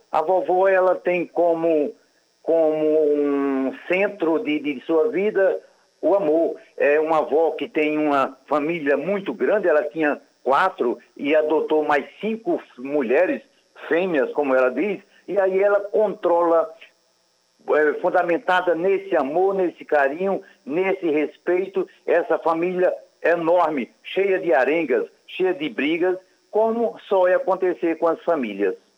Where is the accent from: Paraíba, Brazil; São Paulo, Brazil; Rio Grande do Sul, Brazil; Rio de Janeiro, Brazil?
Paraíba, Brazil; Joca Claudino; eu sou do Alto Sertão, da Paraíba, é, lá de Joca Claudino, antigo Santarém